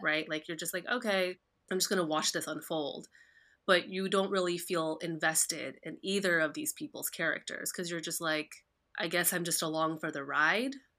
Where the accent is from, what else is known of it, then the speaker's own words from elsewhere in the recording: New Jersey, United States; you and I, we grew up in New Jersey